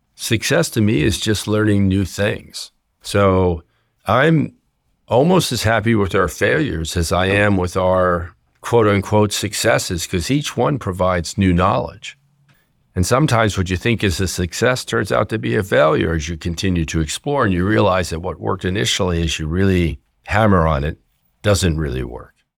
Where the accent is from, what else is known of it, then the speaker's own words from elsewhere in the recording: New Jersey, United States; I grew up in New Jersey and went to public school throughout